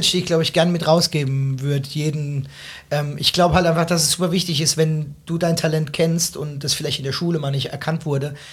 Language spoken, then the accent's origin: German; Rhineland-Palatinate, Germany; mich beispielsweise als zugezogener, ich bin ja eigentlich Pfälzer ne